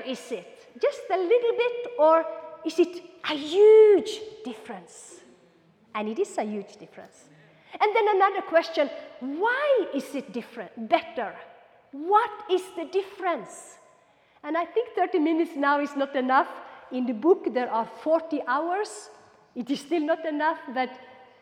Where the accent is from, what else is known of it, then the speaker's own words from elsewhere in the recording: Norway; also born or lived in Kenya; I'm Norwegian on this side and I'm Kenyan on this side. I lived 6 years in Kenya